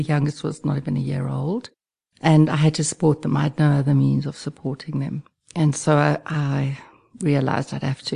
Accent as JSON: {"language": "English", "area": "West Rand", "region": "Gauteng", "country": "South Africa", "tie": "born or raised there", "said": "I grew up on the West Rand"}